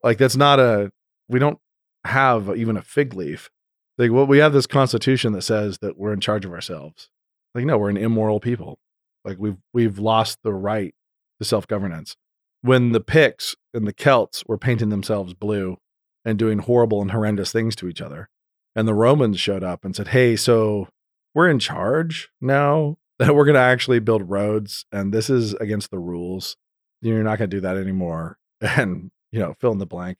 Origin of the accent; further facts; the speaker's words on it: Idaho, United States; I'm from Idaho